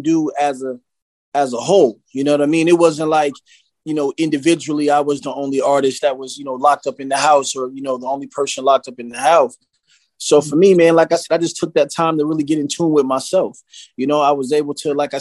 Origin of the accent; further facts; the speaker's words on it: West Coast, United States; accent: up north; also born or lived in Philadelphia, Pennsylvania; I was born in Philly, but you know what I'm saying? I was raised out west.